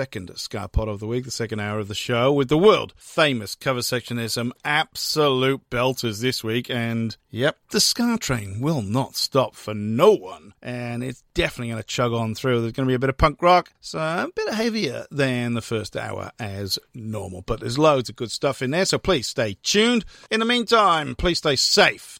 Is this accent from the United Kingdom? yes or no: yes; Wales, United Kingdom; now in Melbourne, Australia; I am from Wales